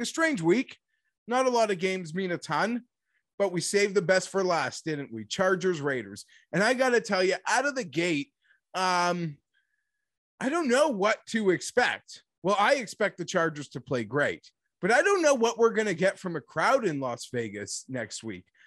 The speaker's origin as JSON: {"language": "English", "country": "Canada", "said": "I'm Canadian"}